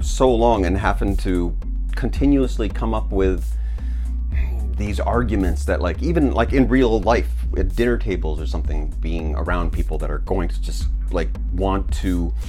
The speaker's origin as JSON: {"language": "English", "country": "United States", "moved": "yes", "lives_now": "China", "said": "as an American"}